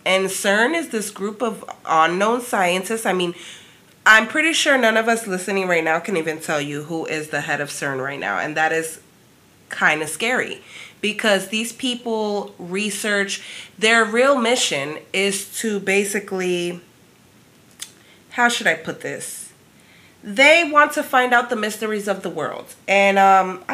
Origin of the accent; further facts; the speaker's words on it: New York, United States; moved away; I'm from New York originally